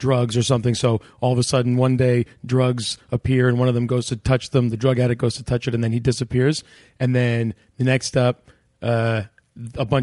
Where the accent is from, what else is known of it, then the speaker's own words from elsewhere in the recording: Turkey; now in Canada; I was born in Turkey.